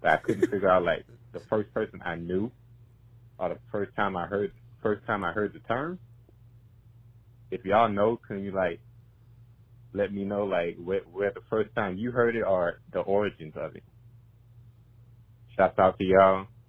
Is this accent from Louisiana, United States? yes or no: yes; Gonzales, Louisiana, United States; I'm from Gonzales, Louisiana.